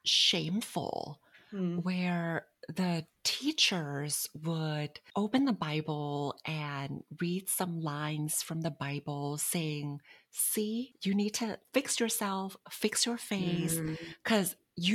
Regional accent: Bangkok, Thailand; Bangkok, Thailand.

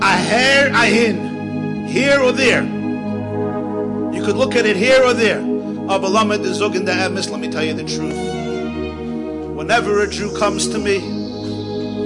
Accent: New York City, New York, United States; I grew up in the Crown Heights section of Brooklyn

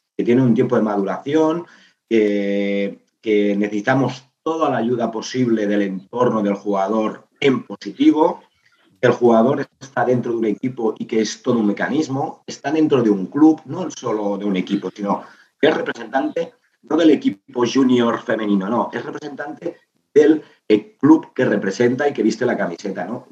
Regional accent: Igualada, Catalonia, Spain; yo soy de Igualada

